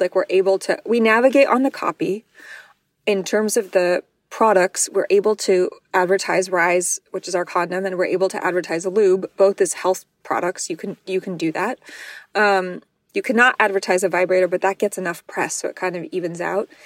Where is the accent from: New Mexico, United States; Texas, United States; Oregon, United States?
New Mexico, United States; I'm from New Mexico, which is one of the worst states in terms of sex ed and condom usage